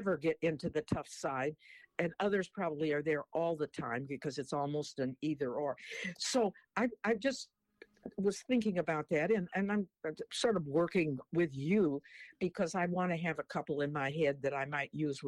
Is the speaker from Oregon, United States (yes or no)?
yes; Portland, Oregon, United States; I was born in Portland, Oregon